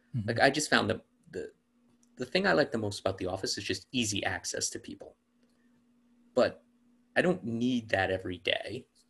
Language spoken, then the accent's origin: English; New York City, New York, United States; I was an only child growing up in New York City um, in the 80s and 90s